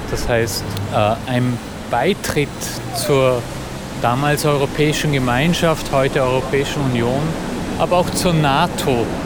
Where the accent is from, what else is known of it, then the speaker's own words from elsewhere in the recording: Austria; now in Budapest, Hungary; Ich bin Österreicher und ich lebe jetzt in Budapest schon seit fast 20 Jahren.